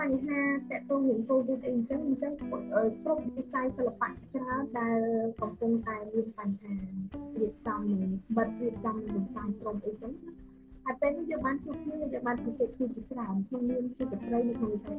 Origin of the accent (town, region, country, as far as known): Battambang, Cambodia